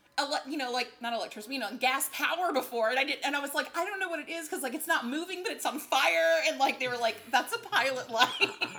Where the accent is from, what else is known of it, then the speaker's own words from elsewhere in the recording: Virginia, United States; moved away as an adult; also born or lived in Nashville, Tennessee; now in West Hollywood, United States; I was raised in Virginia. I grew up in Nashville